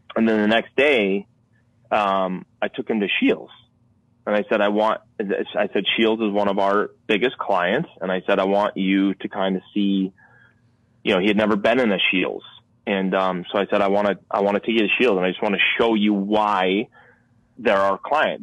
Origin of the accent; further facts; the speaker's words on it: Connecticut, United States; I'm born and raised in Connecticut